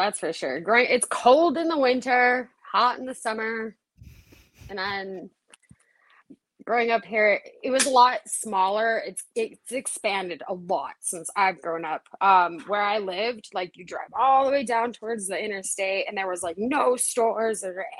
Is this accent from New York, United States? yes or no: no; Missoula, Montana, United States; I grew up right here in Missoula. I was born in the hospital here and everything.